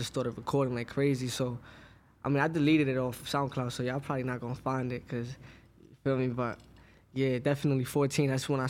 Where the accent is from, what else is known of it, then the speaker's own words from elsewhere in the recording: Brooklyn, New York, United States; Brooklyn, Crown Heights.